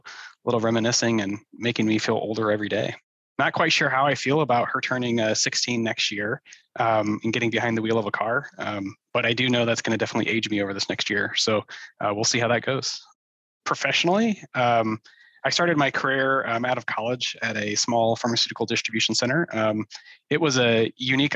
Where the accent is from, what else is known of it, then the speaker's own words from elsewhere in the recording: Omaha, Nebraska, United States; I was born and raised in Omaha, kind of been here my whole life